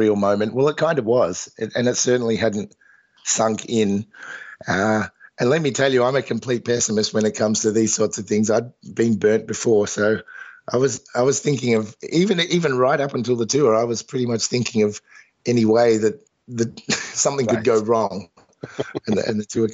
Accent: Melbourne, Victoria, Australia; flew back to Melbourne the next night for my sort of my hometown gig

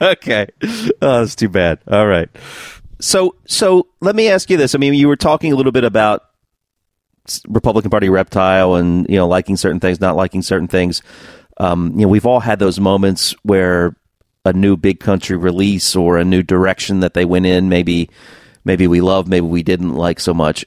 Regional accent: United States; being an American

